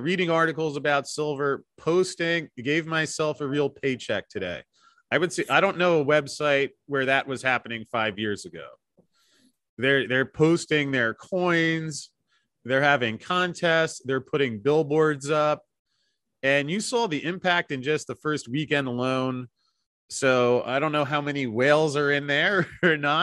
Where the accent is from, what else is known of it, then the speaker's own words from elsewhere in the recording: United States; moved away as an adult; I had to leave my home country